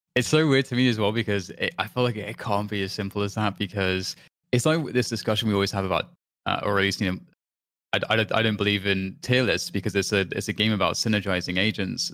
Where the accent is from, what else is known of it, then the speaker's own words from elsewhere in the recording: United Kingdom; I'm British